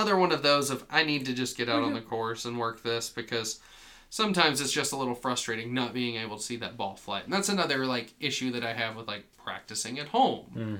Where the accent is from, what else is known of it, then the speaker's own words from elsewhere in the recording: Atlanta, Georgia, United States; We're from Atlanta.